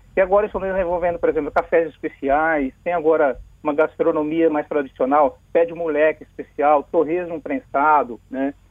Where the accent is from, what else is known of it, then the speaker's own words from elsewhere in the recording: Caxixe, Espírito Santo, Brazil; Caxixe, né, o local onde eu nasci